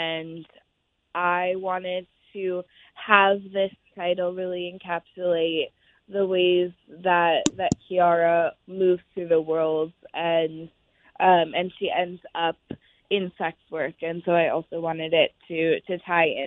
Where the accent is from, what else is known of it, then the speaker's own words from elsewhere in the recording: Oakland, California, United States; an ode to Oakland, because it's my hometown. I was born and raised there.